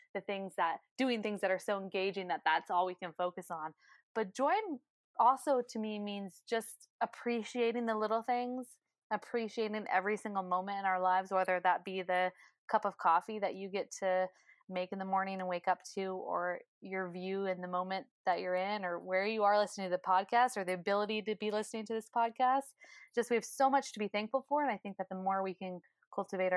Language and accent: English; Northern California, United States; also born or lived in North Carolina; now in Hood River, United States; I'm originally from Northern California